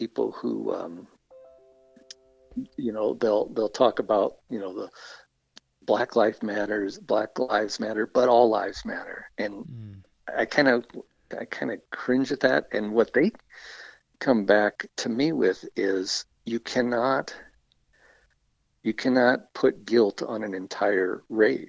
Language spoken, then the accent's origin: English; the South, United States; moved away as an adult; now in Calgary, Canada; I grew up in the States